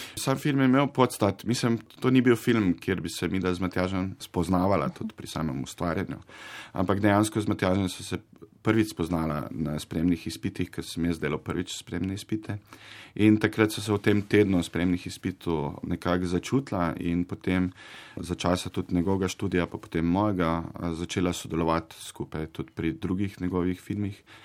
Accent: Zagorje ob Savi, Zasavje, Slovenia; sam sem sicer iz Zagorja

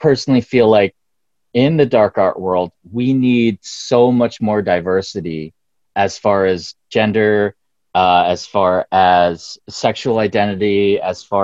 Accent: Pennsylvania, United States; moved away; also born or lived in San Francisco; I grew up mostly in Pennsylvania

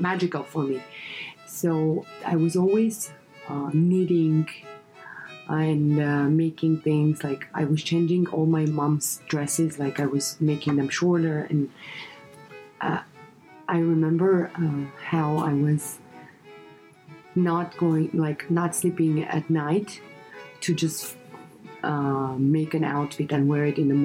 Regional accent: Russia; moved away as an adult; also born or lived in Armenia; now in Los Angeles, United States; I was born in Armenia, raised in Russia.

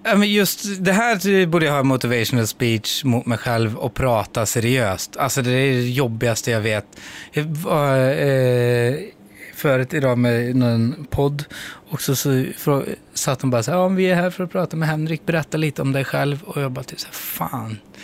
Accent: Skara, Västra Götaland, Sweden; now in Stockholm, Sweden; jag flyttade ifrån Skara

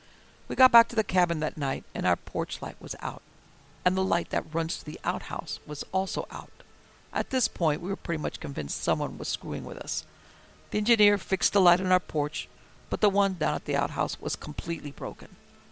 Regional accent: the South, United States; I was born and raised in the South. Hunting, fishing, and being outside is what I'm all about.

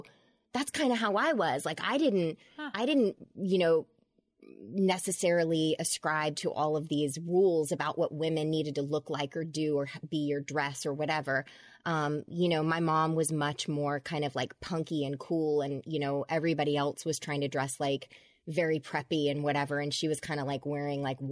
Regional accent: Georgia, United States; I grew up in Georgia, and my dad was a politician, a Democrat

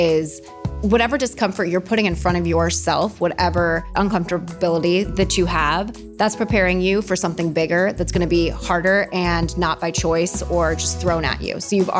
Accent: Columbus, Ohio, United States; born or raised there; moved away as an adult; also born or lived in Los Angeles

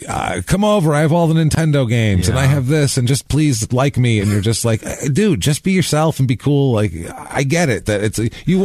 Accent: New York, United States; Especially I'm from New York and it's been a lifelong thing for me.

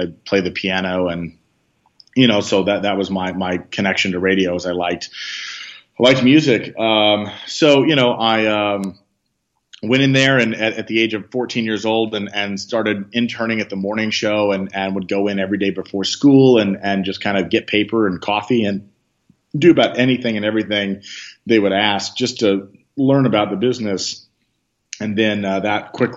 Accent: Benton, Illinois, United States; moved away; also born or lived in San Francisco; I literally grew up next door to a radio station in my hometown of Benton, Illinois, a small town in Southern Illinois

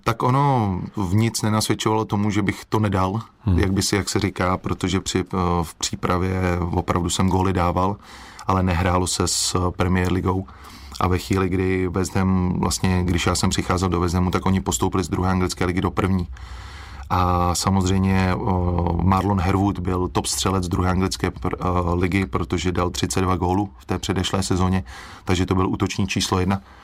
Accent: Czechia; moved away as an adult; jak jsem byl z Česka

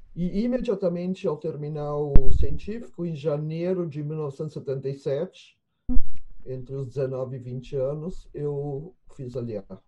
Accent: Porto Alegre, Rio Grande do Sul, Brazil; nasci em Porto Alegre em, em 1957

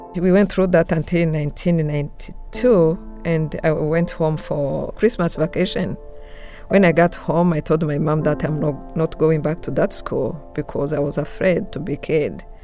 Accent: Rwanda; moved away; I was born and raised in Rwanda, but I left right after the genocide in August 1994

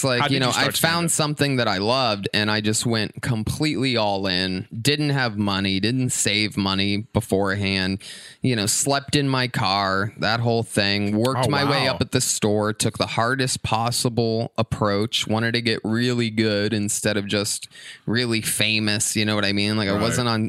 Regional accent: Youngstown, Ohio, United States; Youngstown, Ohio.

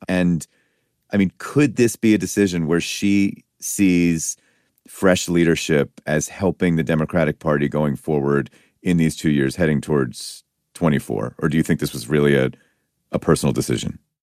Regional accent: Pennsylvania, United States; I'm from Pennsylvania

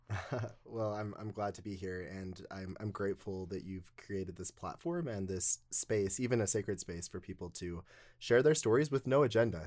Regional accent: North Logan, Utah, United States; I grew up in North Logan, Utah.

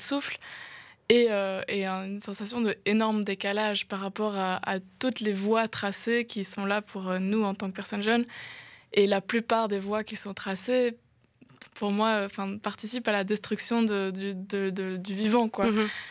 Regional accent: near Grez-Doiceau, Walloon Brabant, Wallonia, Belgium; now in Brussels, Belgium; Quand j'étais petite, euh, j'étais près de Aigezé

